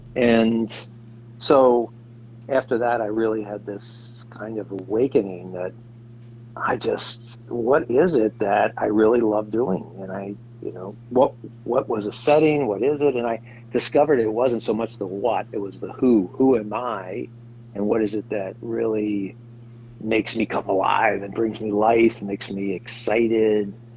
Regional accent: Washington, District of Columbia, United States; moved away as an adult; also born or lived in Uganda / Bolivia; now in Seattle, United States; I'm from the East Coast, originally from uh, Washington, D.C.

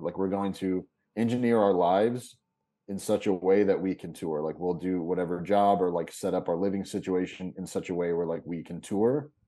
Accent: Kentucky, United States; moved away as an adult; also born or lived in Lexington / Chicago; I'm from Kentucky originally

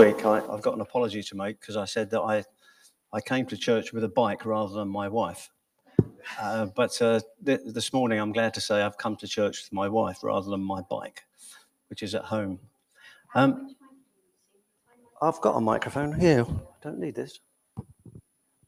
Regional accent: England, United Kingdom; being English

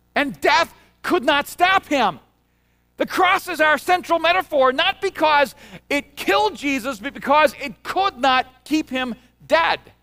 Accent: El Salvador; moved away; I'm from El Salvador.

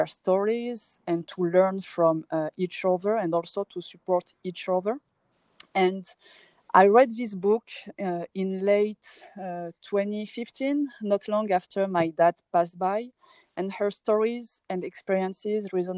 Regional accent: France; moved away as an adult; also born or lived in Paris, France; now in Morocco; I was born and raised in France

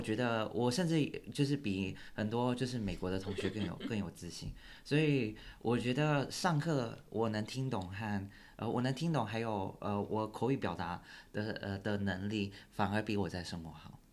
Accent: Taiwan; moved away as an adult; now in United States; 我从小到大。在大学以前都跟大部分台湾人一，呃，差不多

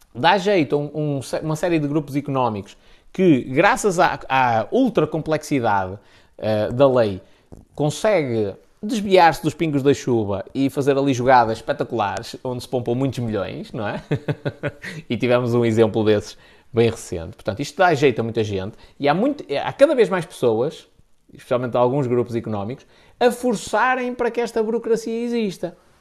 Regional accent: the North, Northern Portugal, Portugal; aqui no Norte é B de burro mesmo

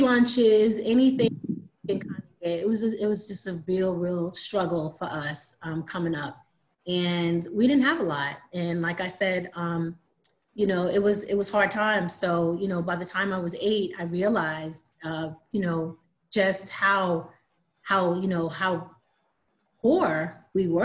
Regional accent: Long Island, New York, United States; moved away as an adult; also born or lived in Miami; now in Atlanta, United States; Growing up in Long Island

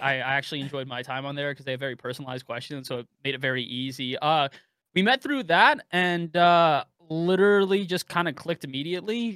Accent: Bay Area, California, United States; I grew up in the Bay Area

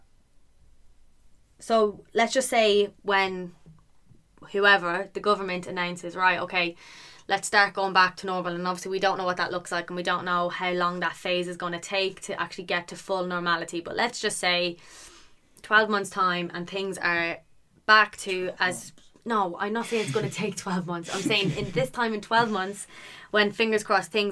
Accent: Ireland; now in United Kingdom; I'm Irish

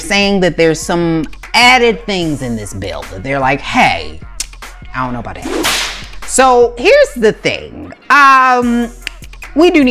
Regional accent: Maryland, United States; my home state of Maryland

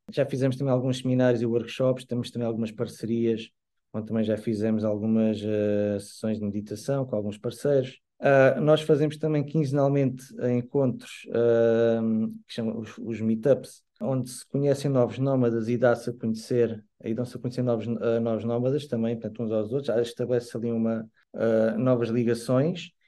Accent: Lisbon, Portugal; now in Portimão, Portugal; nasci em Lisboa, mas já vivo cá há cerca de 24 anos.

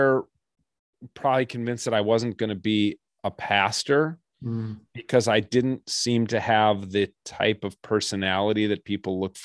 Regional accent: Edina, Minnesota, United States; I grew up in Edina, Minnesota, suburb of Minneapolis

